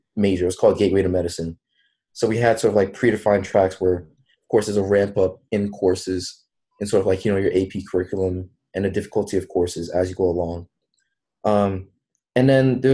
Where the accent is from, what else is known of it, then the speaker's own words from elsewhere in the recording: New York City, New York, United States; I'm originally from Brooklyn, New York. So I went to this high school called Brooklyn Technical High School